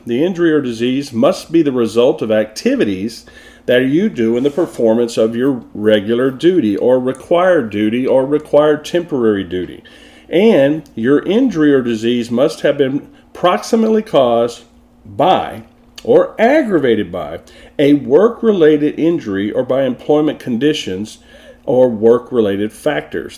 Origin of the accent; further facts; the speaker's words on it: Texas, United States; moved away; also born or lived in Florida / Oklahoma; I'm from Texas, so I say it wrong